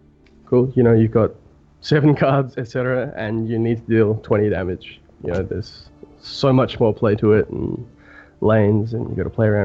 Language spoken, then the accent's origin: English; Australia; I am from Australia, which is in the Southern Hemisphere